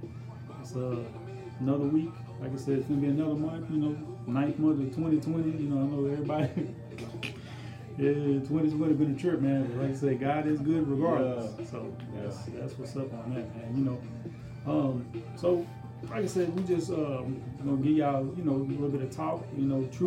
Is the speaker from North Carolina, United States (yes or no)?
no; Longwood, Florida, United States; I grew up in the hood, you know, I grew up over there on Butler Street, you know, in Longwood